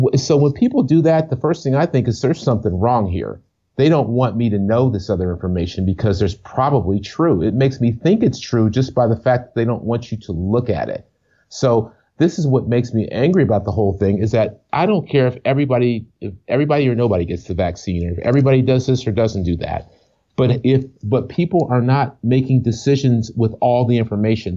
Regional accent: Ohio, United States; moved away; also born or lived in Brooklyn, New York City; I grew up in Ohio

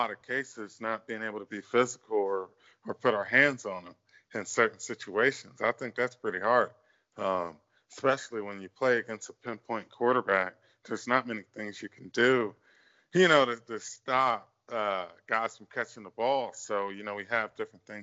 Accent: Northern Virginia, United States; I'm from Northern Virginia

